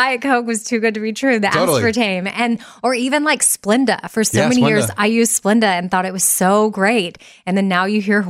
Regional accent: Austin, Texas, United States; I'm from Austin, Texas.

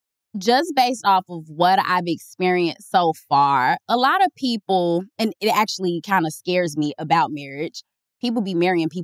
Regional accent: Chicago, Illinois, United States; I'm from Chicago.

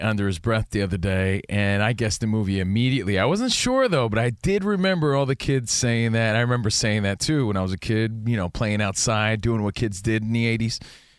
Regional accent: New Jersey, United States; now in Los Angeles, United States; I'm from New Jersey, man.

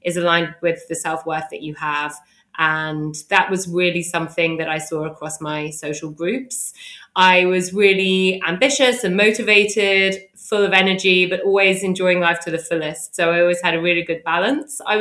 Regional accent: London, United Kingdom; I grew up in London

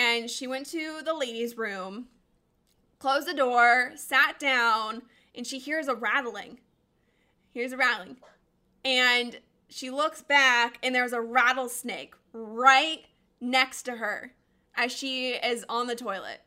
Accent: Colorado, United States; I'm a Colorado girl. I grew up in Colorado

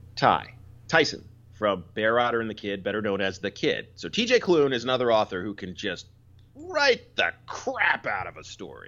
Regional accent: Philadelphia, Pennsylvania, United States; moved away; also born or lived in New York; I grew up in Philly.

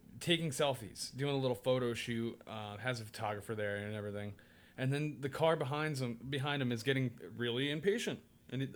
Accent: New York City, New York, United States; I'm a New Yorker

